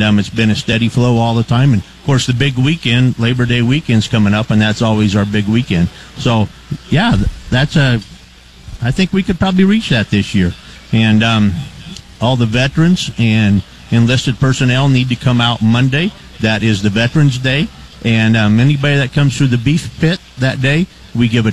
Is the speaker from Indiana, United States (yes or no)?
no; Thayer County, Nebraska, United States; I am from Thayer County